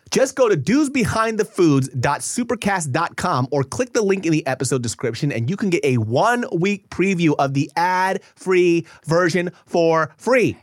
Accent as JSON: {"language": "English", "town": "Sacramento", "region": "California", "country": "United States", "said": "I'm from Sacramento"}